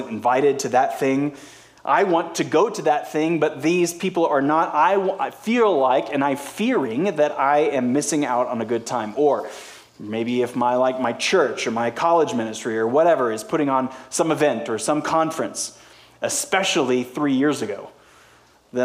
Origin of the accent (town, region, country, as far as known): United States